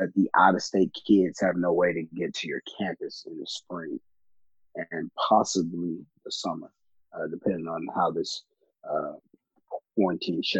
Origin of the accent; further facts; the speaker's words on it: Houston, Texas, United States; I'm from the northwest side of Houston, from a single-parent home.